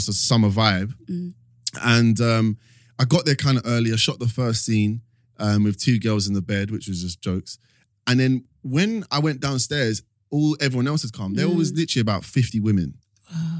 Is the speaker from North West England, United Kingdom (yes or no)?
no; London, United Kingdom; I grew up in East London